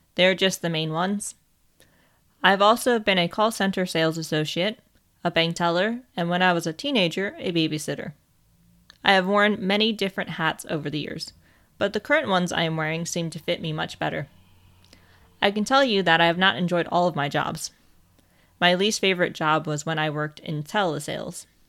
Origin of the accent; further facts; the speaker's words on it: United States; moved away as an adult; now in England, United Kingdom; I was born in America and lived there for over twenty-four years